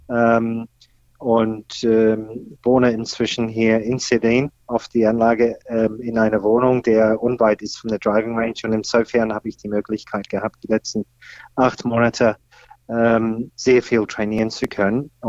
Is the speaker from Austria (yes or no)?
no; Australia; ich komme ursprünglich aus Australien, da bin ich aufgewachsen.